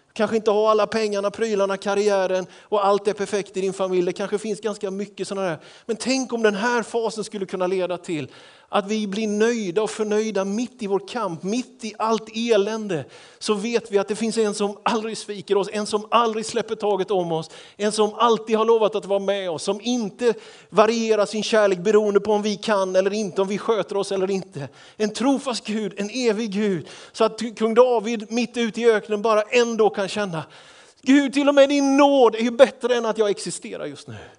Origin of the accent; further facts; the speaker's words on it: Småland, Sweden; Jag är ju smålänning